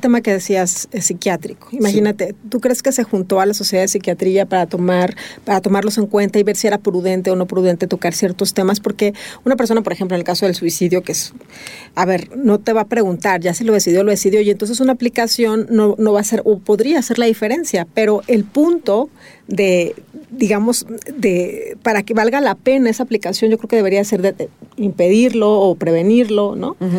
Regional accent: Mexico

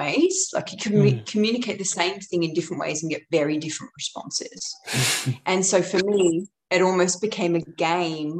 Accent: London, United Kingdom; I grew up in London and in East London

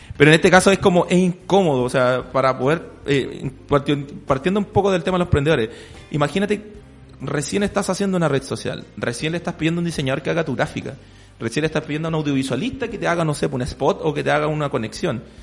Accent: Chile

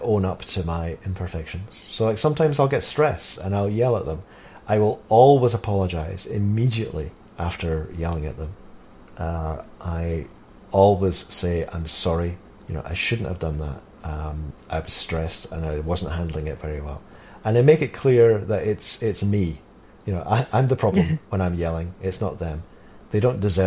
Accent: Scotland, United Kingdom; I'm from Scotland

